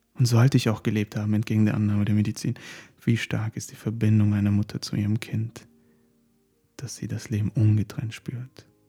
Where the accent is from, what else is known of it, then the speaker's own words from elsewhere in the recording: Turkey; now in Germany; Wir sind ländlich auf den Bergen in der Türkei aufgewachsen